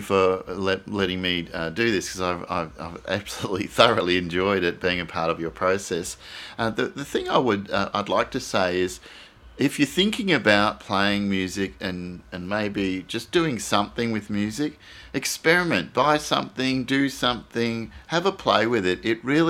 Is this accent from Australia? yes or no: yes; Australia; Generally, I love Australian songs because I identify as Australian. It's probably my strongest identity. As you know, I'm part of this country.